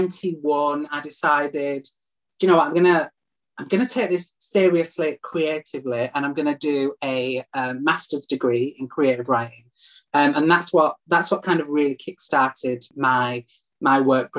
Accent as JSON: {"language": "English", "town": "Leeds", "region": "Yorkshire and the Humber", "country": "United Kingdom", "tie": "born or raised there", "moved": "as an adult", "lives_now": "Manchester, United Kingdom", "said": "my hometown of Leeds"}